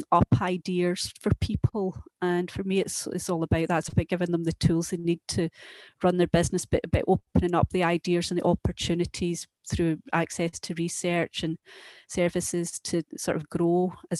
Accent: Lanark, Scotland, United Kingdom; I was brought up in Lanark

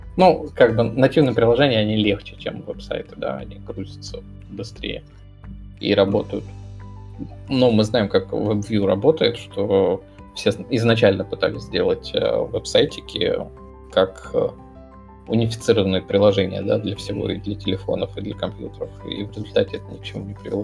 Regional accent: Moscow, Russia; accent: Moscow; со своим тут московским говором

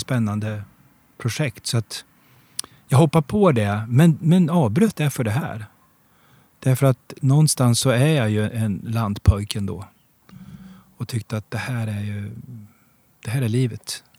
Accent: Degerfors, Örebro County, Sweden; moved away; also born or lived in Gothenburg; jag kommer ifrån Degerfors, där spelar alla fotboll

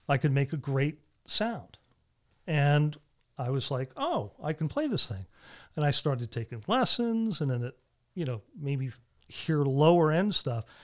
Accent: Avon, Connecticut, United States; I'm from Avon, Connecticut

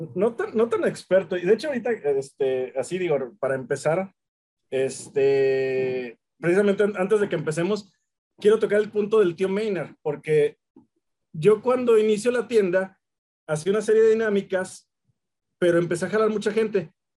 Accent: Mexico; nazco aquí y aquí le he pasado una gran parte

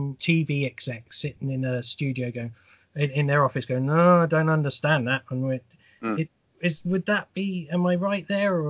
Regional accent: United Kingdom; I hate being British sometimes

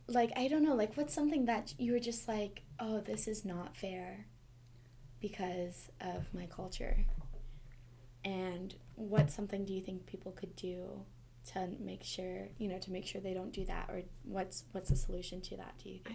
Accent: Montana, United States; I'm from Montana

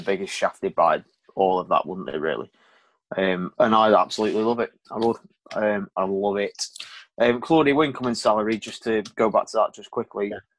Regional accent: Crewe, North West England, United Kingdom; I'm from Crewe

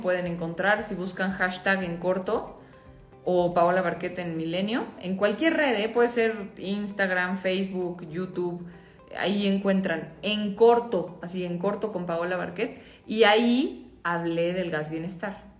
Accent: Mexico; como mexicanos

